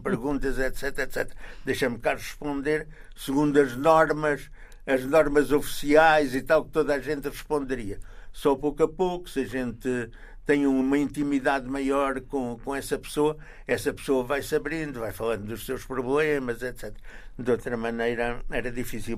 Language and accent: Portuguese; Condeixa-a-Nova, Coimbra District, Portugal; moved away as an adult; also born or lived in France / Italy / Belgium / Algiers; eu sou de Condeixa, a Nova